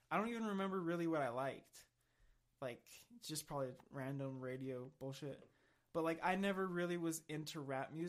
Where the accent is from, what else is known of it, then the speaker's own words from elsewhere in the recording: Pueblo, Colorado, United States; Growing up in Pueblo